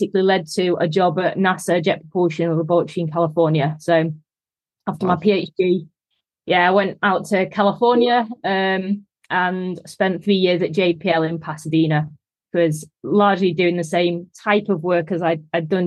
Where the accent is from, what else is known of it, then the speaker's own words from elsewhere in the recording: Manchester, North West England, United Kingdom; also born or lived in Leeds; as you can probably tell from the accent, I'm from Manchester